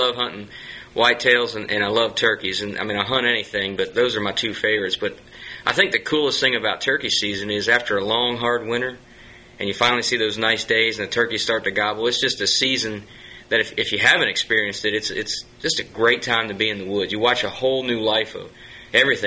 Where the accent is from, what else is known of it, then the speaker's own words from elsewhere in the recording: Pennsylvania, United States; I grew up in Pennsylvania